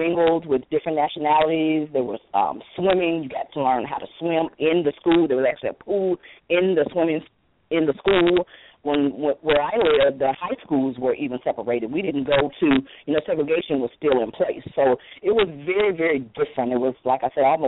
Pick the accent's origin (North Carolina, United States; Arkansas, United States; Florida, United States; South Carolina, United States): Arkansas, United States; Wynne; I'm from Wynn, Arkansas, and I grew up in a home filled with children